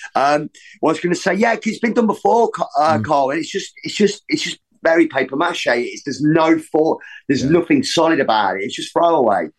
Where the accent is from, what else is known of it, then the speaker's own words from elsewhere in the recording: Leicester, East Midlands, United Kingdom; growing up in Leicester